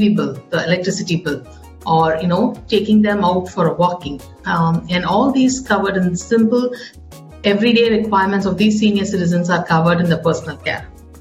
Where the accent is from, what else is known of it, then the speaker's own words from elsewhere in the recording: Chennai, Tamil Nadu, India; I am from Chennai and I run this company called 60PlusIndia